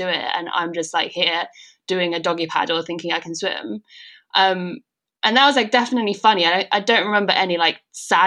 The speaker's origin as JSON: {"language": "English", "country": "China", "tie": "born or raised there", "also_born_or_lived": "Denmark", "moved": "yes", "said": "growing up in China"}